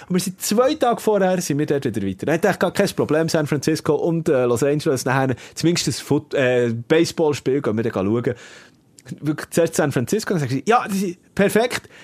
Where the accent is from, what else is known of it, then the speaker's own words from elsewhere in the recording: Switzerland; wir Schweizer